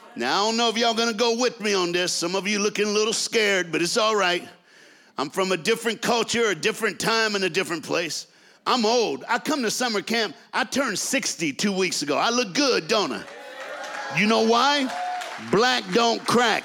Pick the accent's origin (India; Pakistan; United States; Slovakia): United States; the South; also born or lived in Dallas, Texas; I'm from the South in America